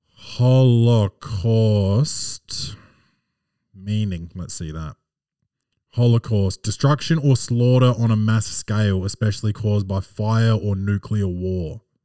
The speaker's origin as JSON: {"language": "English", "country": "Australia", "said": "I'm I'm Australian, not American."}